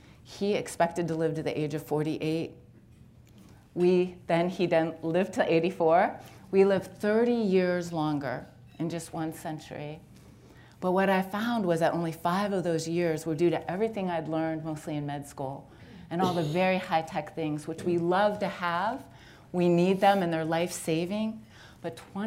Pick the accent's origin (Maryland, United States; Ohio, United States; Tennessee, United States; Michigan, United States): Ohio, United States; Youngstown; also born or lived in Liberty, Ohio; I grew up in Youngstown and went to NeoMed